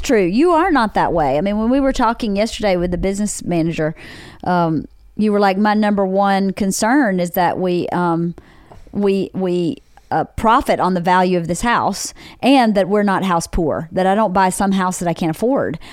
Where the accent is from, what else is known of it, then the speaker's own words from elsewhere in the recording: Bowdon, Georgia, United States; moved away as an adult; now in Los Angeles, United States; in rural Georgia, in Bowdoin, Georgia, in my hometown